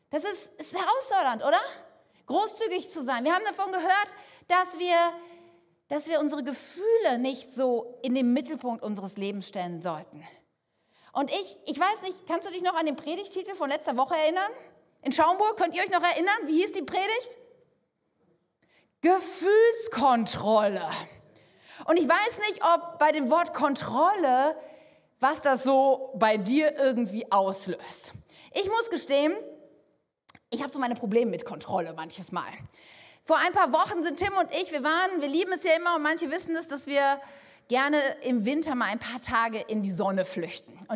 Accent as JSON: {"language": "German", "region": "Canary Islands", "country": "Spain", "said": "ich komme aus Fuerteventura. Was soll denn um alles in der Welt in meinem Koffer sein? Sand, Geröll, Schutt, was anderes gibt es auf dieser Insel überhaupt nicht."}